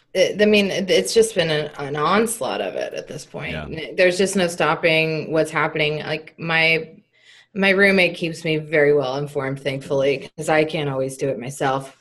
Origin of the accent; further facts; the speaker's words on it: Texas, United States; moved away as an adult; also born or lived in Nashville; growing up in Texas and coming back to Texas, I lived in Nashville for a few years